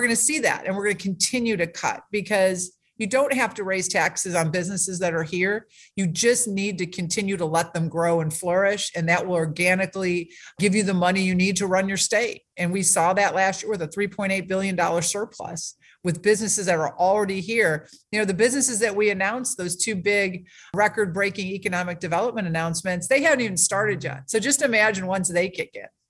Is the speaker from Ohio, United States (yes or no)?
yes; Ohio, United States; moved away as an adult; now in South Carolina, United States; I was born and raised in Ohio, but I got here as quick as I could.